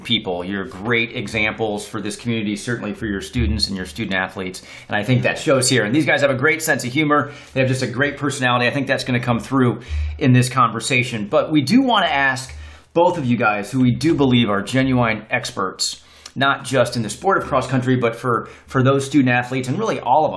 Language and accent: English; Indiana, United States; now in Atlanta, United States; I'm from Indiana